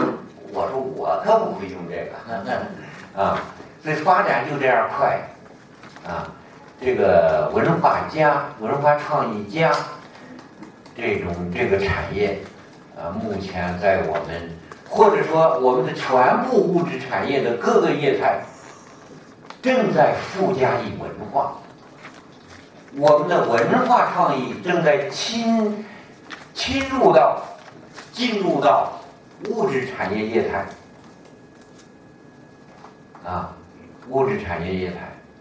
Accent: Hebei, China; 哪有这么欺负我们河北人的？

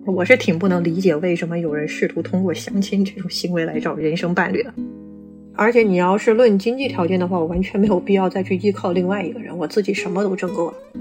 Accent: Guangdong, China; now in Beijing, China; 我是广东人

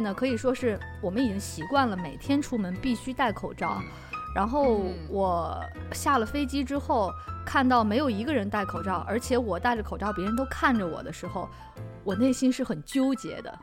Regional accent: China; moved away as an adult; now in Amsterdam, Netherlands; 因为我是中国人

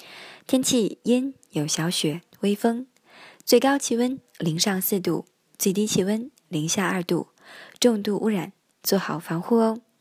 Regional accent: Beijing, China; 因为北京队是我的家乡球队，也是我的主要跟队对象之一。

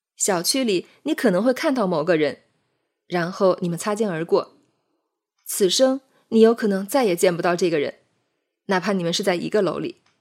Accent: Jiangnan, China; moved away as an adult; now in Beijing, China; 这里不是我的家乡，我的家乡在千里之外的南方，在丘陵地带的山水田园，在依山傍水的江南望郡，那里是我生长的地方

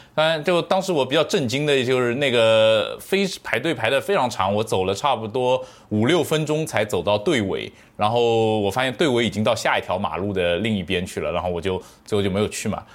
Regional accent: Shaoxing, Zhejiang, China; moved away; 我是绍兴长大的

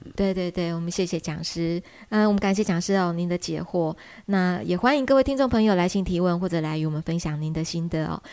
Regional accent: Taiwan; 我们台湾话会讲单咯

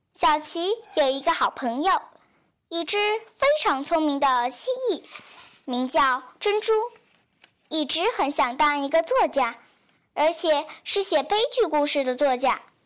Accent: Liuzhou, Guangxi, China; 来自广西柳州

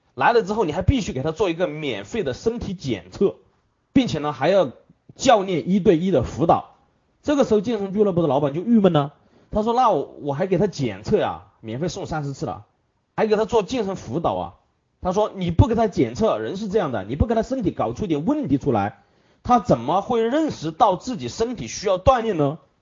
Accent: Hunan, China; 这是我们湖南人的最爱，其他的抽不习惯

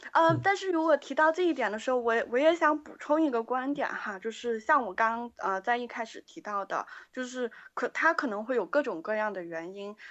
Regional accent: Guangzhou, Guangdong, China; moved away; also born or lived in Beijing; 我来自广嗯。州

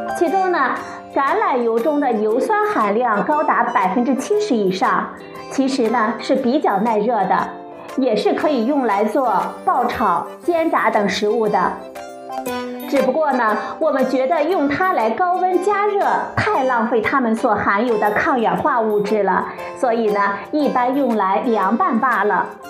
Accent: China; 我们中国人厨房里必不可少的一种食材

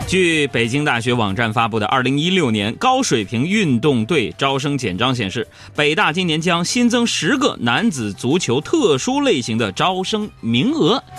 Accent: Northeast China, China; moved away; 你在我们东北老家吃烧烤的时候

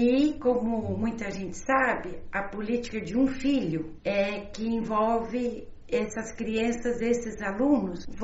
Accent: Brazil; now in China; a visão que eu tenho da China é muito diferente do chinês, porque eu sou brasileira, moro muitos anos fora

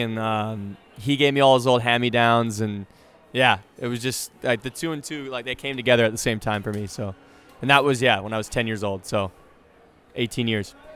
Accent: Canada; I played hockey because I'm Canadian

